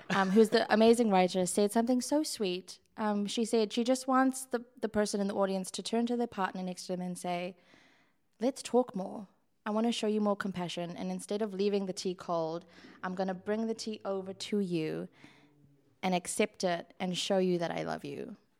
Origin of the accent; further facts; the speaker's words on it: South Africa; moved away; I grew up in a Western country, I grew up here and in South Africa.